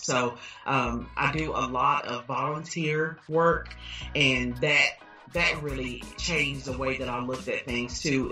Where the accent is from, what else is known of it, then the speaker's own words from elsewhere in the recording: Dallas, Texas, United States; I grew up in Pleasant Grove, so I've lived in Dallas all my life